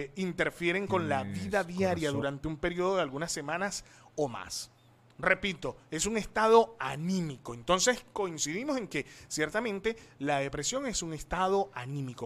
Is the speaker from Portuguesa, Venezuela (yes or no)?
no; Coro, Falcón, Venezuela; coro Estado Falcón, Venezuela, I am from